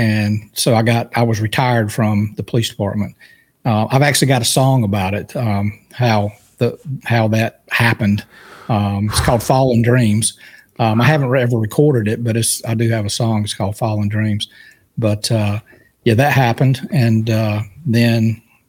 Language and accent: English; Raleigh, North Carolina, United States; We were about 25, 30 minutes east of Raleigh, North Carolina